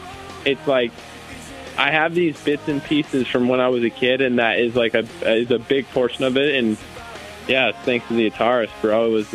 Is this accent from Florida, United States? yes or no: yes; Florida, United States; a few other kids I grew up racing with in Florida